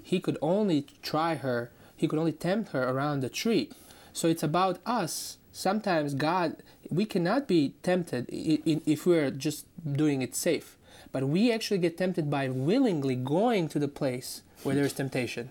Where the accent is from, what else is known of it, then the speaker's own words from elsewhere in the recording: Croatia; moved away; I'm from Croatia.